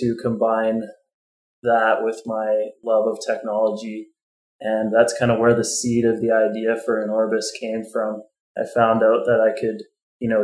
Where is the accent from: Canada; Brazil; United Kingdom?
Canada; Calgary, Alberta; also born or lived in Edmonton / Hanna, Alberta; I'm a city boy, so I was growing up in Calgary and I went to university in Edmonton